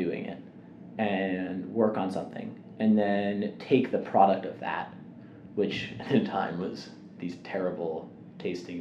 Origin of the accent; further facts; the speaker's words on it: New York City, New York, United States; moved away as an adult; now in Evanston, United States; Growing up in New York is, it's just a pressure cooker environment